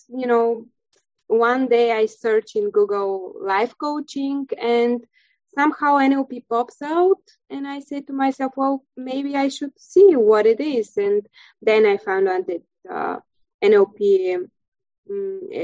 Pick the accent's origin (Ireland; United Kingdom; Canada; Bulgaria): Bulgaria; first language Bulgarian; English is a second language; moved away as an adult; now in Krakow, Poland; I'm from Bulgaria, country in Europe. And right now I'm living in Krakow, Poland